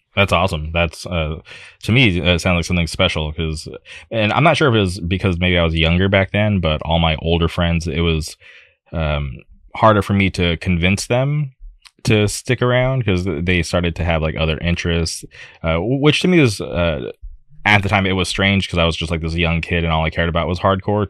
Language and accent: English; Palm Springs, California, United States; where I grew up out in the Palm Springs area